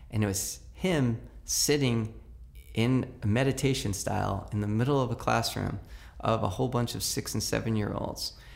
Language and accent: English; New York City, New York, United States; When I grew up in New York City, every mother and every grandmother on the block had a right to chastise you